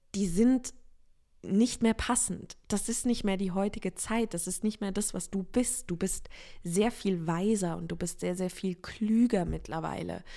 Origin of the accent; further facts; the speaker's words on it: Offenburg area, Baden-Württemberg, Germany; moved away; also born or lived in Freiburg; ich habe jetzt diesen Umzug von Freiburg nach Offenburg gemacht